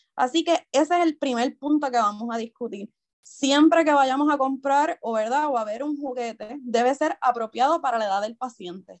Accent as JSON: {"language": "Spanish", "town": "Isabela", "country": "Puerto Rico", "tie": "born or raised there", "said": "yo soy natural de Isabela, Toda mi vida me he criado en Isabela"}